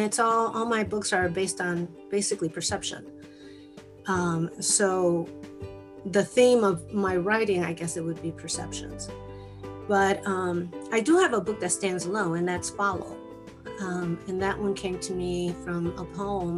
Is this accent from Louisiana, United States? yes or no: no; Chicago, Illinois, United States; first language Spanish; English is a second language; I was born and raised in Chicago, but my parents spoke Spanish, and that's all I knew